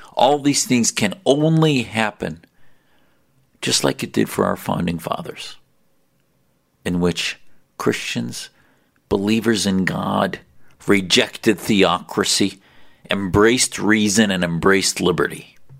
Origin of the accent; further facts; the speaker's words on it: United States; I was blessed to have parents that came to this country to allow me to grow up free